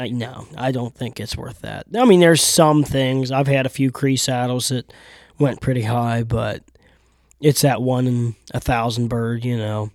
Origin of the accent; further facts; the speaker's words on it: South Central Pennsylvania, United States; I'm born and raised in South Central P